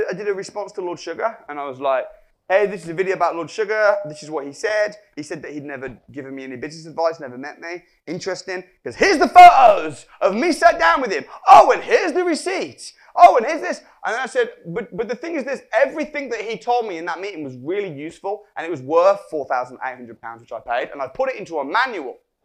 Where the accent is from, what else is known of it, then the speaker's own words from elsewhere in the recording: Wolverhampton, West Midlands, United Kingdom; I'm from Wolverhampton